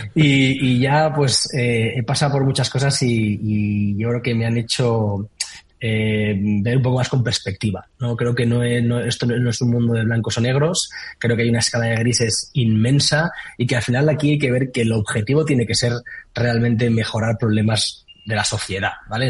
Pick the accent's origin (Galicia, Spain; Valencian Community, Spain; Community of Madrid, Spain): Valencian Community, Spain; Valencia; yo soy de Valencia